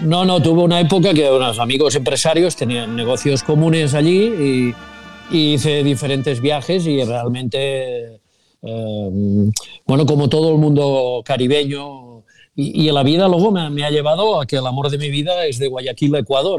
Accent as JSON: {"language": "Spanish", "town": "Sabadell", "region": "Catalonia", "country": "Spain", "said": "los que somos de Sabadell"}